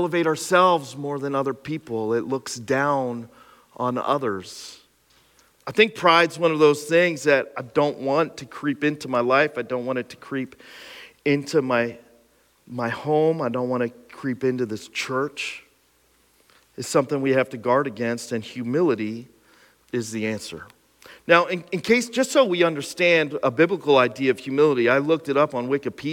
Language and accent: English; Pine Grove, Pennsylvania, United States; my hometown of Pine Grove